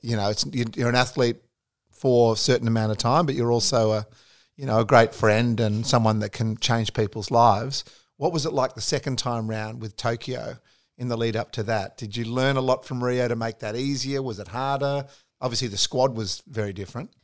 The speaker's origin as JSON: {"language": "English", "country": "Australia", "said": "being an Aussie sports lover"}